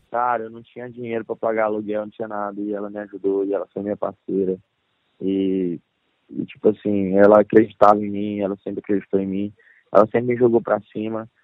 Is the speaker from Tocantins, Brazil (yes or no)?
yes; Pedro Afonso, Tocantins, Brazil; moved away as an adult; now in Goiânia, Brazil; sou do interior do Tocantins, de Pedro Afonso Tocantins